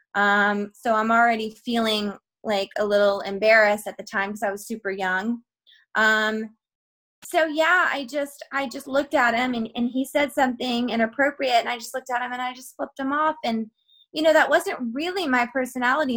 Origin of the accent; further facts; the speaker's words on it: Georgia, United States; I'm from like I'm from Georgia, which is like a, the southern part of the United States of America, and we talk different there anyway.